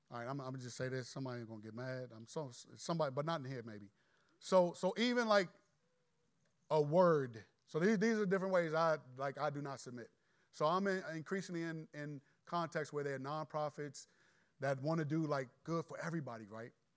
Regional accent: Landover, Maryland, United States; I'm from Landover and I'm godly

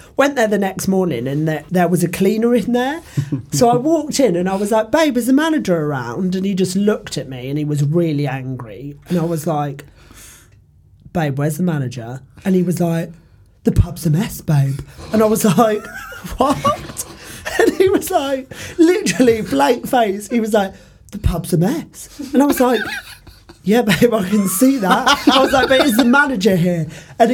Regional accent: Portsmouth, South East England, United Kingdom; I'm from Portsmouth, which is very glam

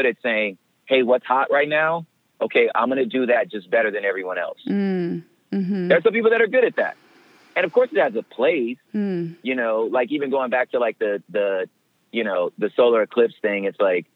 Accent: the West, United States; I'm from the West, you know, which is not the Bible Belt

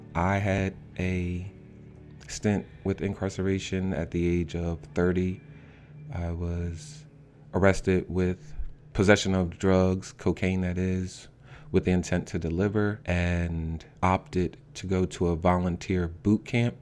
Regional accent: Norristown, Pennsylvania, United States; also born or lived in North Carolina / West Philadelphia; now in Philadelphia, United States; I'm originally from Norristown

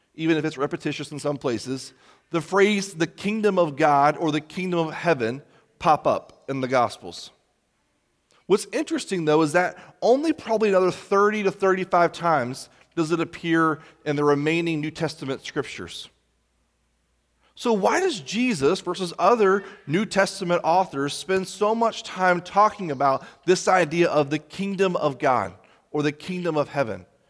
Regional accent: United States; us as American Christians

